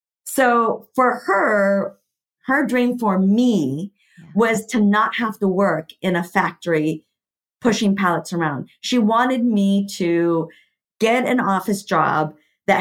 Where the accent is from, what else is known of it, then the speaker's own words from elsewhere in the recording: Mexico; I was born in Mexico, and I was telling you, Adrienne, earlier, in a really small town. My entire family is from there